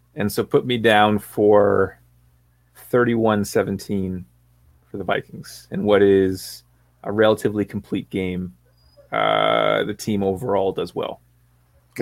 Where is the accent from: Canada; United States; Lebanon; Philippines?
Canada; Sam and I are both from Canada.